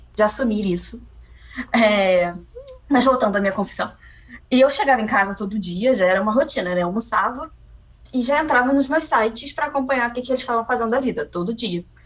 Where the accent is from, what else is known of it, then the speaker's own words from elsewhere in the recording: Niterói, Rio de Janeiro, Brazil; Eu sou de Niterói